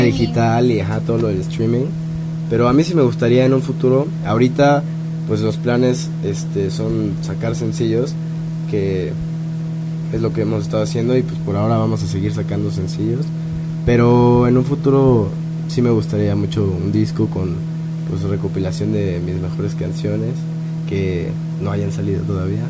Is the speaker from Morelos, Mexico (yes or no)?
yes; Cuernavaca, Morelos, Mexico; moved away as an adult; now in Mexico City, Mexico; yo soy de Cuernavaca, viví allá toda mi vida